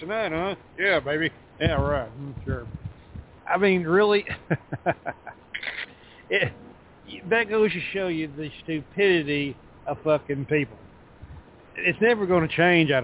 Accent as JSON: {"language": "English", "region": "Texas", "country": "United States", "said": "I'm from the South, Texas, right here where I sit"}